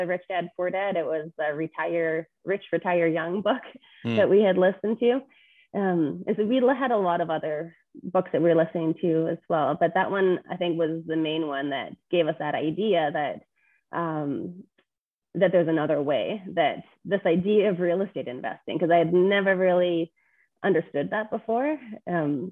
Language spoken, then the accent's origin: English; Edmonton, Alberta, Canada; I grew up in Edmonton, very pretty normal life